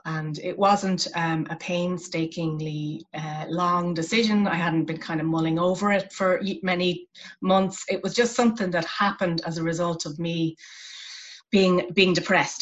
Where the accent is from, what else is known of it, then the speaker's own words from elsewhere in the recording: west of Ireland, Ireland; my hometown which is a rural town in the west of ireland